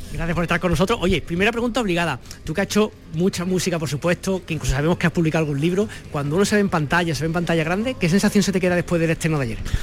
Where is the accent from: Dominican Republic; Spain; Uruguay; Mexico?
Spain; Málaga, Andalusia; somos de Málaga